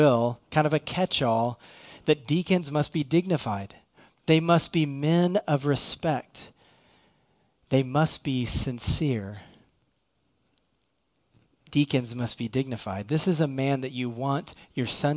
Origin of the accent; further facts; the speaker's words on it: Irving, Texas, United States; I'm from Irving.